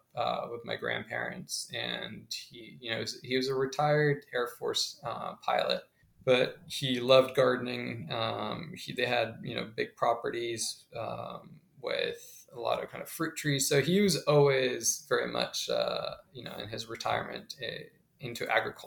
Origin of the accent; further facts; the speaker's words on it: Colombia; English is a second language; now in United States; I grew up originally in Colombia